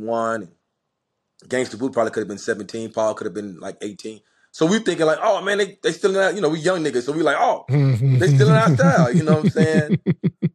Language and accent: English; Memphis, Tennessee, United States; growing up in Memphis